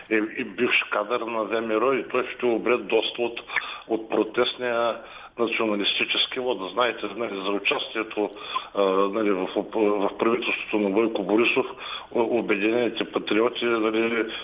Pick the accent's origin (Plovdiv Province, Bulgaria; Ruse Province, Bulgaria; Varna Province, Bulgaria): Ruse Province, Bulgaria; Ruse; … съм от Русе.